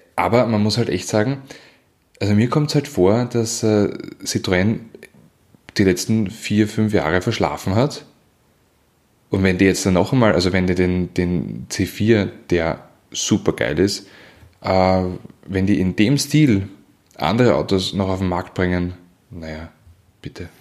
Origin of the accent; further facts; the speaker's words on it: Weinviertel, Lower Austria, Austria; ich komme ja aus dem Weinviertel